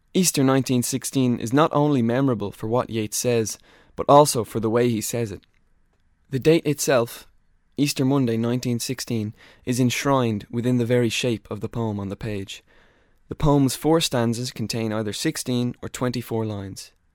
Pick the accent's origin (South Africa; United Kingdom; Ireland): Ireland; for us as an Irish people